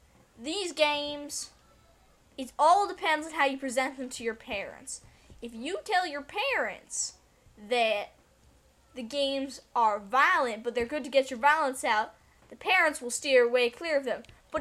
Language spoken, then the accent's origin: English; Texas, United States; Southern Texas, around the area where they filmed Texas Chainsaw Massacre.